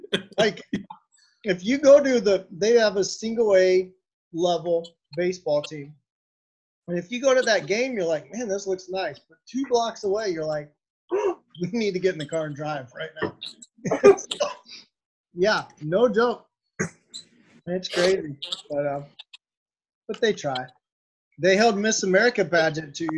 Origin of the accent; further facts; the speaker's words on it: Portage, Indiana, United States; moved away; I'm from the Northwest region of Indiana